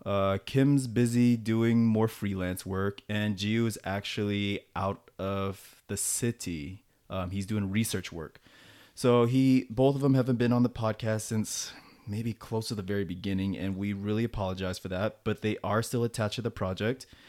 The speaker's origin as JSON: {"language": "English", "country": "United States", "moved": "as an adult", "lives_now": "South Korea", "said": "back in the States"}